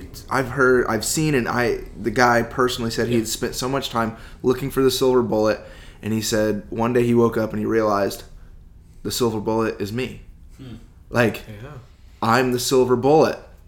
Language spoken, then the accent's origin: English; Midwest, United States; now in West Coast, United States; growing up in the Midwest